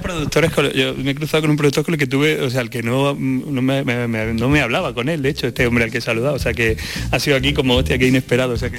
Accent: Andalusia, Spain; estos diminutivos y estas abreviaciones y estas interjecciones de mi tierra

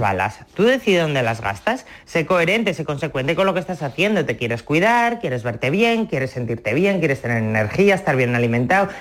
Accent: Asturias, Spain; en mi casa, como tú decías al principio, somos asturianos

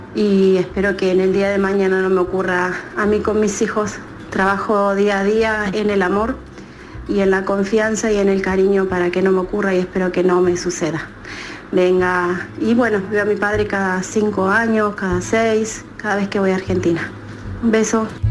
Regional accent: Málaga, Andalusia, Spain; soy eh, de Málaga

